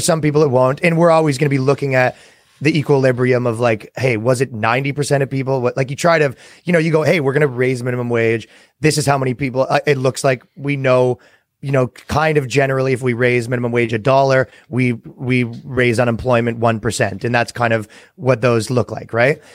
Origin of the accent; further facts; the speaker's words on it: Canada; now in United States; I come from Canada